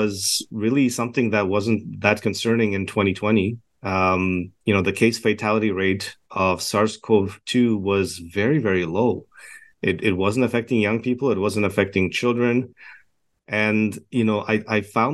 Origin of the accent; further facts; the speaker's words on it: Canada; also born or lived in Edmonton, Alberta / Toronto / Montreal; I'm a Canadian physician based in Edmonton, Alberta right now